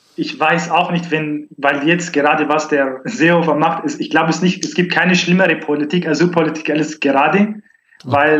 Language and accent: German; northern Syria, Syria; German is a second language; now in Germany; Ich komme aus Nordsyrien